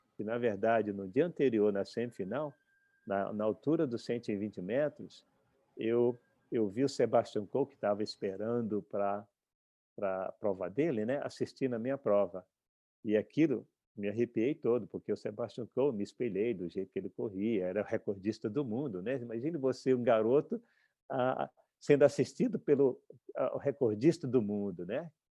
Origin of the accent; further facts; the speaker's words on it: Brazil; moved away as an adult; vim para cá com 18 anos, como, como eu disse, eu tive que renascer no outro país. Ah, eu vim para cá com a passagem só de vinda, porque eh, quando eu, quando eu, saí do Brasil